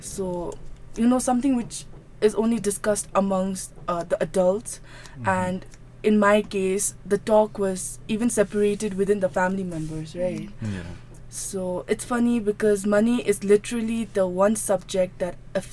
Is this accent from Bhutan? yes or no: yes; Phuntsholing, Chukha, Bhutan; I was born and was, for the initial phase of my life, I was brought up in Finseling. So as all of you know, Finseling is the commercial hub of Bhutan